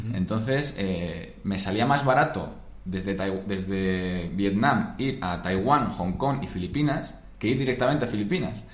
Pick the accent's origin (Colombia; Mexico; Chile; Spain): Spain; Madrid, Community of Madrid; also born or lived in Rome, Italy / England; yo que soy de Madrid